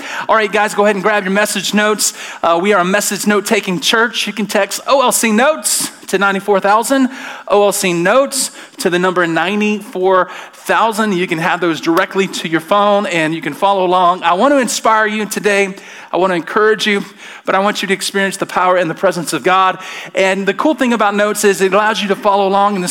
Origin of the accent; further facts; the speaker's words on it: Alabama, United States; I'm from Alabama